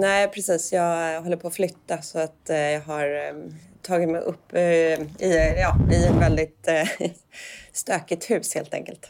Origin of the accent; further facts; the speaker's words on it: Danderyd, Stockholm County, Sweden; jag är uppväxt i Enebyberg som är en, en del av Danderyd precis norr om Stockholm